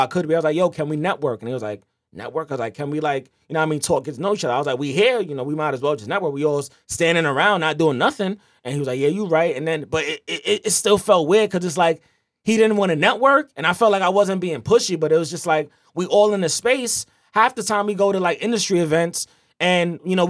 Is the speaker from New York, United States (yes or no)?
yes; New York City, New York, United States; I'm from Queens.